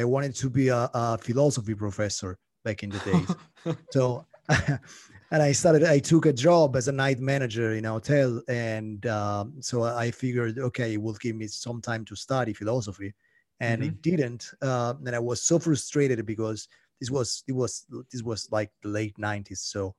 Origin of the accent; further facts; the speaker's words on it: Italy; moved away as an adult; now in Paris, France; No, I'm Italian. I'm Italian, and my French is really poor. You know, I've been living in Paris for 7 years now, but my French is so bad, you have no idea.